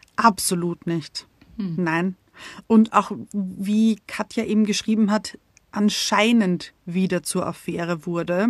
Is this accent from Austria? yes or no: yes; Austria; wir kommen aus Österreich